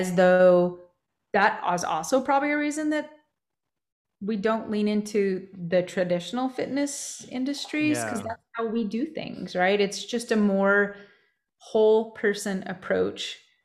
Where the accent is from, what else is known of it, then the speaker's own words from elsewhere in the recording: New Mexico, United States; growing up in New Mexico